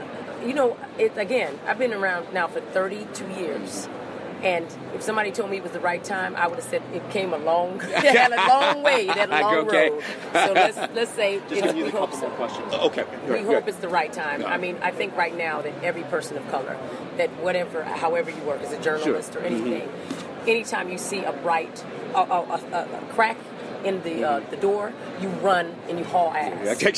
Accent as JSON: {"language": "English", "region": "Arizona", "country": "United States", "said": "I'm from Arizona, but I met people from who were German and Navajo and Hopi and Mexican and all these types of things living right next to each other."}